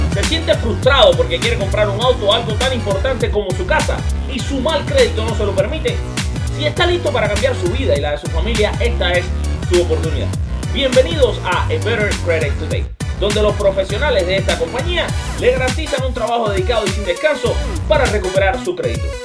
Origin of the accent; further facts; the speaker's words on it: Cuba; moved away as an adult; now in United States; soy cubano, nací en Cuba, vi ese béisbol que estamos hablando amateur, ese béisbol de los años 80, los años 90, eh, principio de los años 2000, eh, hasta que vine a vivir para acá, para los Estados Unidos